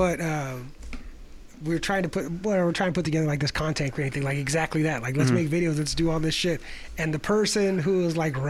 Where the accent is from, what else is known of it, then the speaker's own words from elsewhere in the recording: Chile; I'm from Chile.